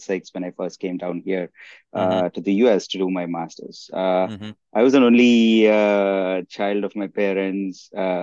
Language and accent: English; South India, India; moved away as an adult; now in United States; I grew up, I was born and raised in India, in the southern part of India. I came here to the US back in 2006 to do my master's degree.